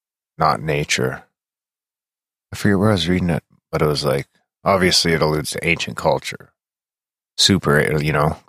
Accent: Canada; We get a lot of flack for being Canadian.

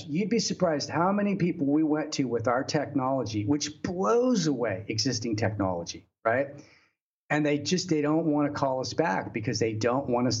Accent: Texas, United States; moved away as an adult; now in China; in Texas, you know, which is my home state

